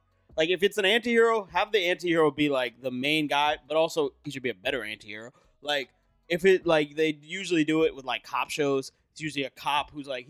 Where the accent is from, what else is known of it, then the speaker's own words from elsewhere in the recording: Northern Virginia, United States; not that part of Virginia. Like DC. That side.